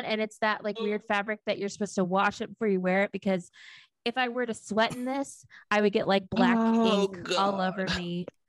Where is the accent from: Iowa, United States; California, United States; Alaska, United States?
Iowa, United States; I'm from Iowa.